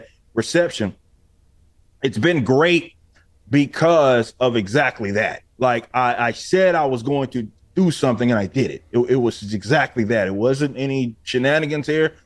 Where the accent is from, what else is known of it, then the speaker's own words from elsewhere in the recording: Texas, United States; I'm from Texas. So I was like, I know Texas. I've lived North Texas, South Texas